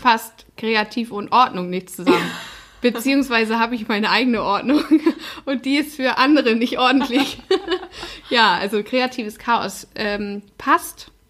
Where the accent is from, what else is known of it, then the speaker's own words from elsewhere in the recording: the North, Northern Germany, Germany; der Norden ist meine Heimat